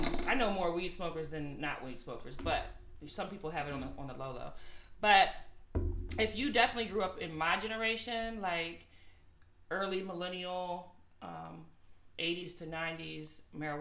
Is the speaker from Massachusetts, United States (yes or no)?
no; Woodbridge, Virginia, United States; Woodbridge, my hometown, Woodbridge